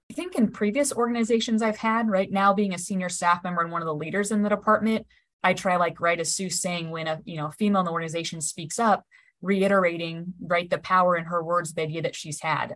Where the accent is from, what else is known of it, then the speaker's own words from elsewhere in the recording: Nebraska, United States; I was born and raised in Nebraska